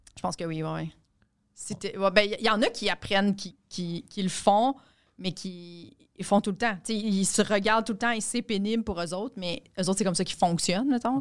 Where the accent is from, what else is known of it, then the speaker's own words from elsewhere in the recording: Quebec, Canada; les Québécois